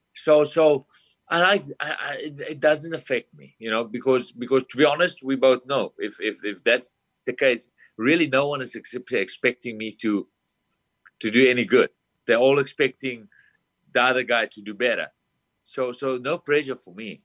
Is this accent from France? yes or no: no; South Africa; moved away as an adult; now in United States; I'm from South Africa, a small town. I came over to America with no family, no friends, no one